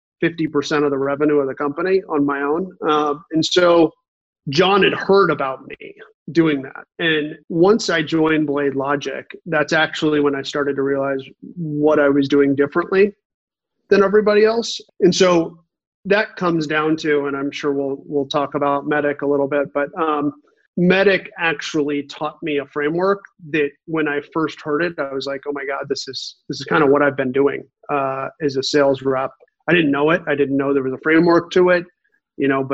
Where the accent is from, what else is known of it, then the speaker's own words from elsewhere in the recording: Kansas City, Missouri, United States; moved away as an adult; now in San Francisco Bay Area, United States; I grew up in Kansas City, went to the University of Missouri